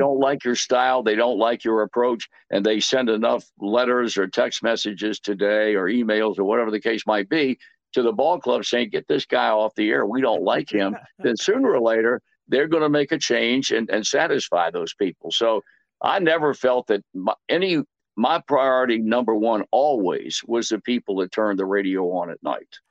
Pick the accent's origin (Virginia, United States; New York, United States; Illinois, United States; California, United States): Virginia, United States; Portsmouth; I was born and raised in Portsmouth, Virginia